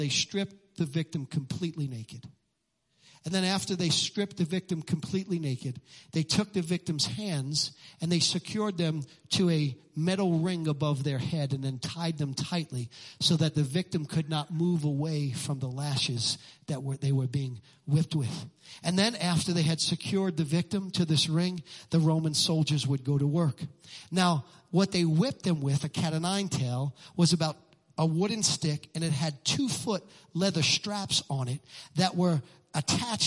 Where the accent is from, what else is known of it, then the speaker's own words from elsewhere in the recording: New York City, New York, United States; I'm from Brooklyn